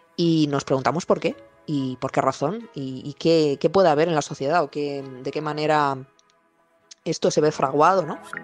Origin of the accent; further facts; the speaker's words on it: Madrid, Community of Madrid, Spain; soy de Madrid.